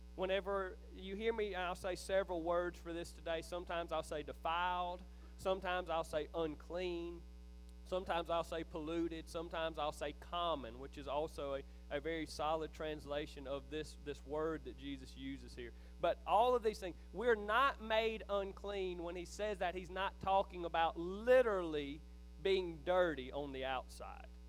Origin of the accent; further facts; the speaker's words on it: Philadelphia, Mississippi, United States; I grew up in Neshoba County